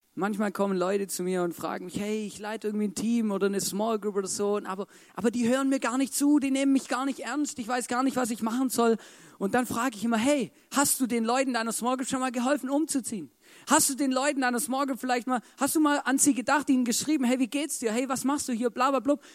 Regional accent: Baden-Württemberg, Germany; als Schwabe

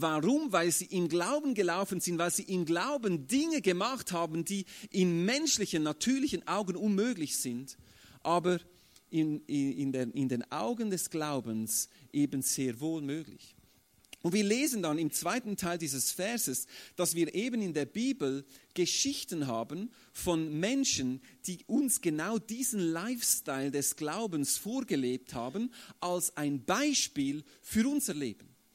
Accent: Switzerland; bei uns in der Schweiz äh, sind absolute Aussagen nicht so beliebt. Also wir Schweizer sind ja äh, so neutral

